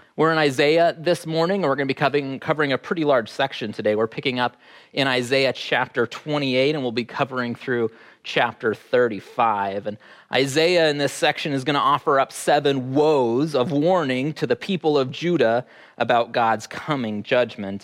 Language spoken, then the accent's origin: English; Fairbanks, Alaska, United States; growing up in Fairbanks